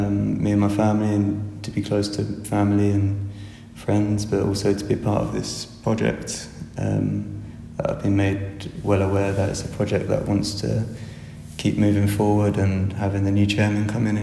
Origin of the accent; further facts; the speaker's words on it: Kent, South East England, United Kingdom; moved away; I'm from Kent